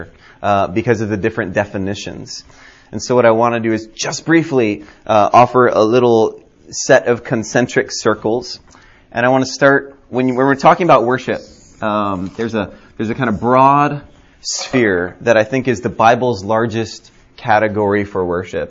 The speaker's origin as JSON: {"language": "English", "region": "Hawaii", "country": "United States", "tie": "born or raised there", "also_born_or_lived": "California / Denver, Colorado / Fort Lauderdale, Florida", "moved": "yes", "said": "I grew up in Hawaii"}